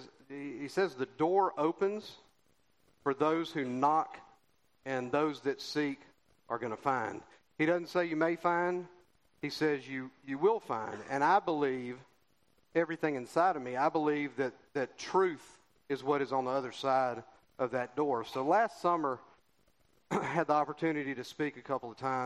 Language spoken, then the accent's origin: English; Columbus, United States; And I grew up in Columbus. I was born and raised here